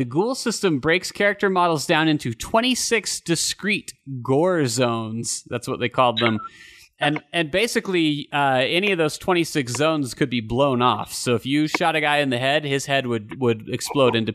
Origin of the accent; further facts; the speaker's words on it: Utah, United States; growing up in Utah